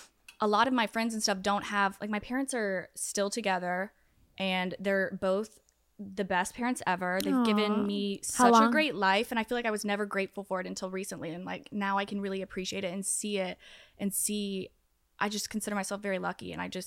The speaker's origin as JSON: {"language": "English", "region": "Georgia", "country": "United States", "tie": "born or raised there", "said": "I'm right outside of Atlanta."}